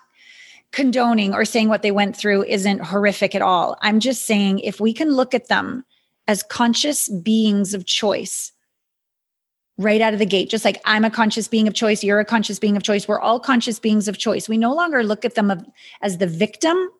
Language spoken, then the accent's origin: English; Canada; I'm a Canadian